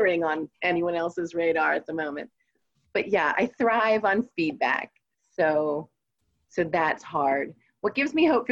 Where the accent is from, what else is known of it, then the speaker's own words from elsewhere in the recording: Red Lion, Pennsylvania, United States; also born or lived in Pittsburgh, Pennsylvania; Red Lion, Pennsylvania. It's just 15 minutes outside of York City.